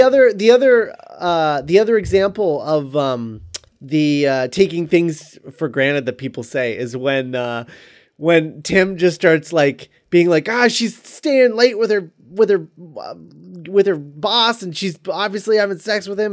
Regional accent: Florida, United States; when I was a kid, um, living, growing up in Florida

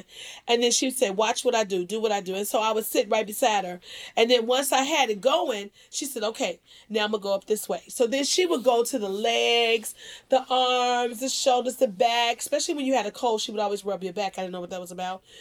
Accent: Dixmoor, Illinois, United States; we grew up in Dixmoor, Illinois

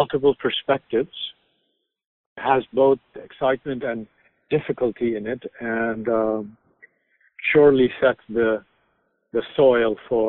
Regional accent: Pakistan; also born or lived in India / Turkey / Hawaii; Jeff, I grew up mostly in Pakistan, but also in India, Turkey, and Hawaii. My mother worked for the United Nations.

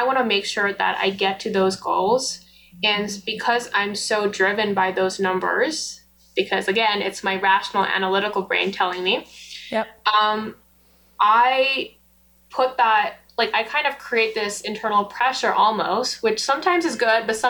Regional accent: Nepal; also born or lived in United States; now in Canada; I was born in Nepal. So I moved to the U.S. With my Nepali passport

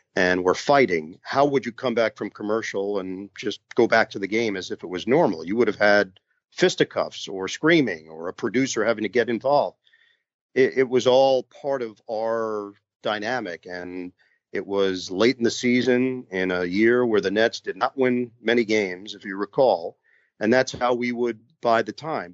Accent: New York, United States; New York, my hometown

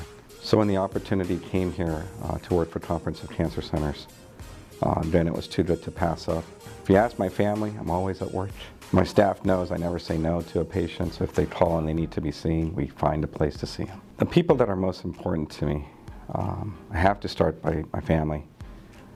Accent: India; also born or lived in West Indies / London / Southern California; now in Nevada, United States; When I was growing up in India, about 3 or 4 years old

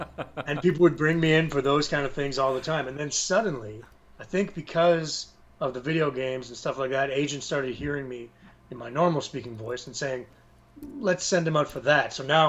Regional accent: Canada; I'm a Canadian actor

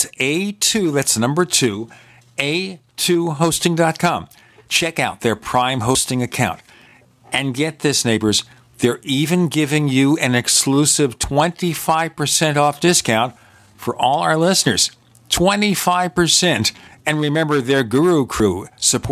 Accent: New York City, New York, United States; I came from Brooklyn

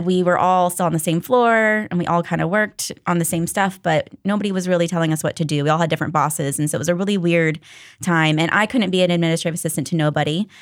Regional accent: Daytona Beach, Florida, United States; moved away; I grew up in Daytona Beach at First Baptist Daytona

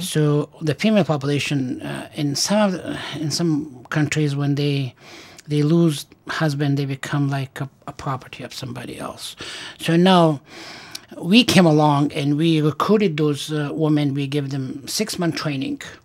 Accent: Afghanistan; moved away as an adult; also born or lived in Stanford, California / Massachusetts / Pennsylvania / refugee camp; now in Syracuse, United States; I was born in Afghanistan and I went to medical school there

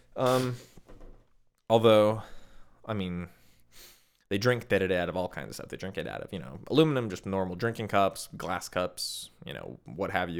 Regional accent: Midwest, United States; moved away; Where I'm from, where I grew up

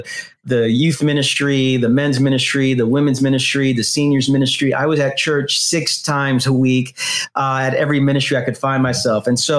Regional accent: New York City, New York, United States; also born or lived in Queens, New York; I'm from Brooklyn, New York. I lived 34 years in Brooklyn and the past 7 years in Queens. So I'm as New York as you're going to get.

